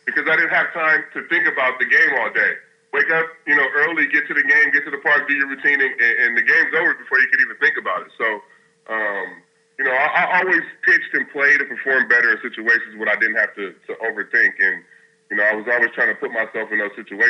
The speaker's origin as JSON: {"language": "English", "region": "West Coast", "country": "United States", "tie": "born or raised there", "moved": "yes", "said": "me growing up in the West Coast in the hood"}